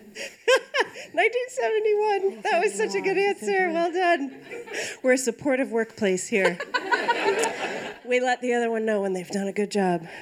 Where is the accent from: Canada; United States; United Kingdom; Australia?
United States; Pittsburgh, Pennsylvania; I'm from Pittsburgh